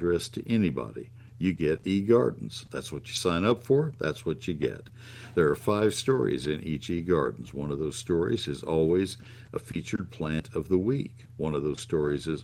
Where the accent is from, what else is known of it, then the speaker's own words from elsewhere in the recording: McKinney, Texas, United States; my hometown of McKinney